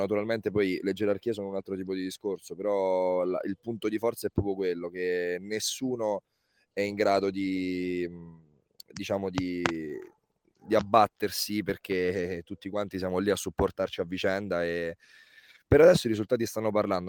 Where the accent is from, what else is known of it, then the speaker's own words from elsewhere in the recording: Lanciano, Abruzzo, Italy; Ho iniziato a giocare all'età di quattro barra cinque anni a, a Lanciano, nella mia città, nella città dove sono nato, in Abruzzo, in provincia di Chieti